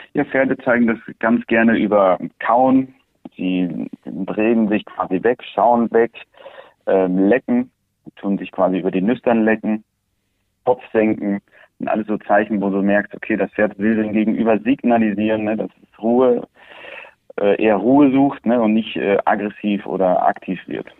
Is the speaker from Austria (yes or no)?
no; Andalusia, Spain; Wir sind hier auf der Ranch in Andalusien aufgewachsen